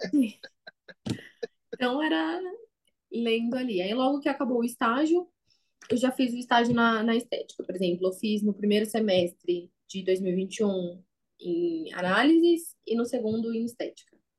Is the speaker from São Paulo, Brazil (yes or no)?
yes; São Paulo, Brazil; Eu sou aqui da capital de São Paulo mesmo.